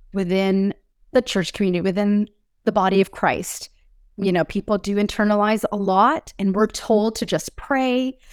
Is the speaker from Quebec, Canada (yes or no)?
no; Springdale, Newfoundland and Labrador, Canada; I was born and raised, uh, on the east coast of Canada in province called Noveland